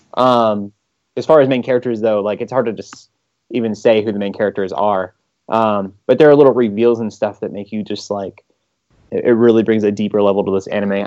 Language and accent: English; United States; I'm an American